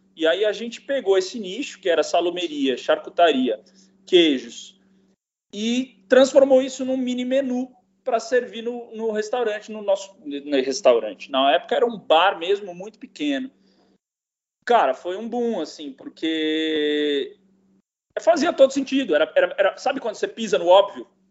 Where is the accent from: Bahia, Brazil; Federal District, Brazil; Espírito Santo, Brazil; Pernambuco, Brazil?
Federal District, Brazil; Brasília; also born or lived in São Paulo; now in São Francisco Xavier, Brazil; eu vivia na cidade, eu, eu, sou de Brasília, né? Eu nasci em Brasília, que foi a migração da minha família, veio de Minas para Brasília